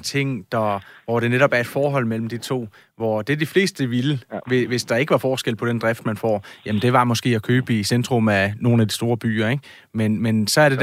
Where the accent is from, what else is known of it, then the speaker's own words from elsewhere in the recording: Odense, Southern Denmark, Denmark; jeg kommer jo fra Odense